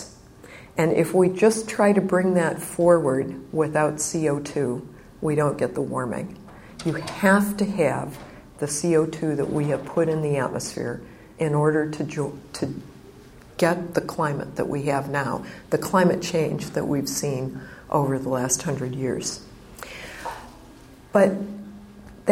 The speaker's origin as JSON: {"language": "English", "region": "Illinois", "country": "United States", "tie": "born or raised there", "said": "I grew up in the Midwest, in Illinois, and when I was a little girl, I liked to garden."}